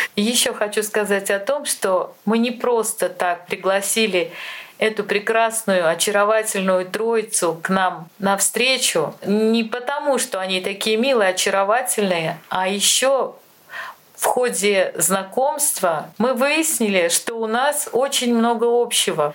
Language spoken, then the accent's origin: Russian; Ulyanovsk Oblast, Russia; Лена и я родились в Ульяновской области